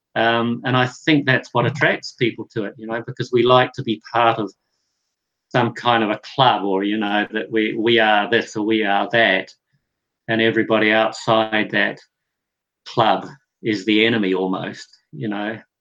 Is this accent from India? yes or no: no; New Zealand; I grew up in New Zealand where um, we're a dairy producing country